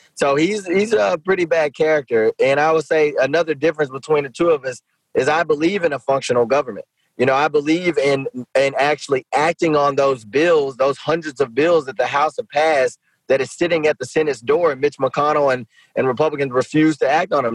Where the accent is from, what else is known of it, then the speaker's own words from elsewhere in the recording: Shreveport, Louisiana, United States; I'm in my second year as mayor of my hometown of Shreveport